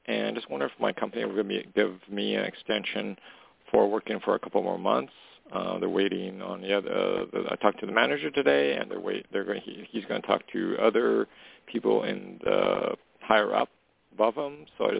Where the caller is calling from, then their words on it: Canada; calling from Canada.